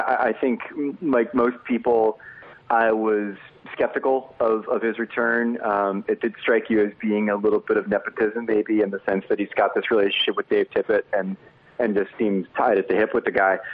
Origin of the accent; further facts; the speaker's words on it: New Jersey, United States; I grew up in New Jersey